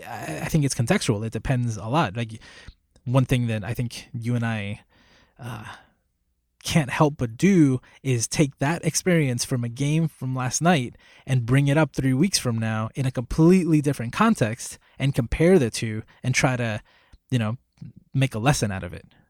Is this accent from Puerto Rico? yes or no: yes; Puerto Rico; I was born in Puerto Rico. I was raised in Puerto Rico.